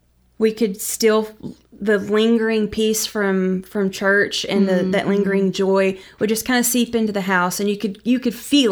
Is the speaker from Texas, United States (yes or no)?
yes; Mount Vernon, Texas, United States; also born or lived in Brownwood; I grew up in West Texas for a little bit, down around Brownwood.